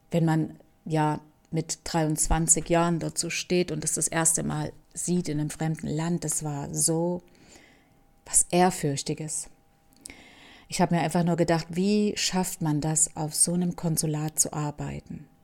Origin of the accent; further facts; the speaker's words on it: Camajuaní, Villa Clara, Cuba; German is a second language; now in Germany; So wie das auch bei uns in Camahuani war und überall in Kuba.